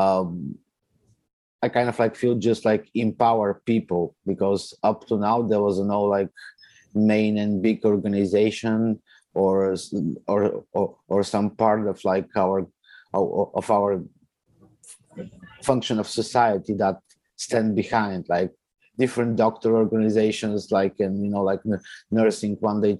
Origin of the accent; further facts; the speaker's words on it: Bulgaria; also born or lived in Italy / Toronto, Canada; now in Canada; I came to Canada back in 2014. I come from Bulgaria. I lived for my family, majority of my family live in Italy for quite a while as well. So I had a chance to live in Italy as well